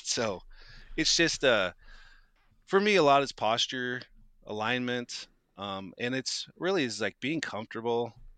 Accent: Moscow, Idaho, United States; growing up in Moscow

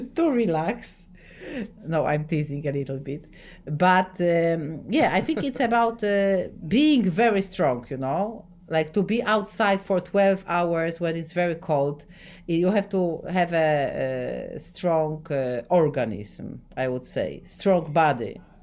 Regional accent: Poland; English is a second language; I'm from Poland

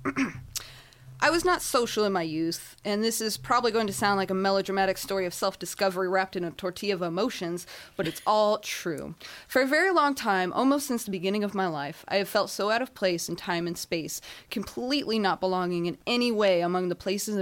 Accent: Inland Empire, California, United States; I hail from the Inland Empire

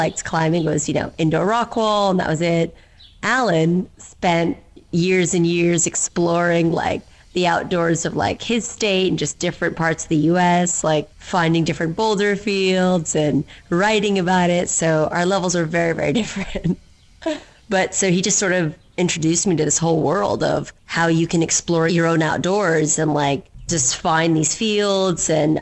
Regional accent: Dubai, United Arab Emirates; also born or lived in United Kingdom; I was born and raised in Dubai

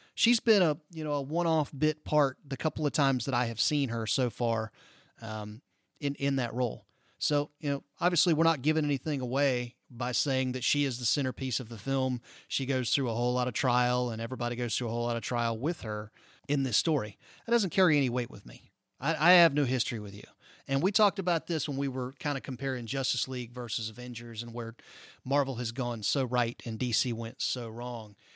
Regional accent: Tallahassee, Florida, United States; moved away; growing up in Tallahassee

